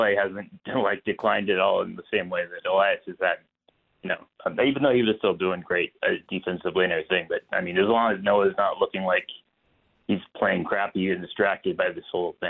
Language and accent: English; San Jose, California, United States; moved away; Growing up in San Jose